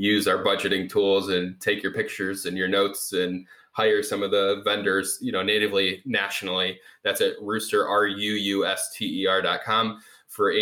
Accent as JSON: {"language": "English", "town": "Cleveland", "region": "Ohio", "country": "United States", "tie": "born or raised there", "also_born_or_lived": "Michigan", "moved": "as an adult", "lives_now": "Chicago, United States", "said": "I grew up in Cleveland"}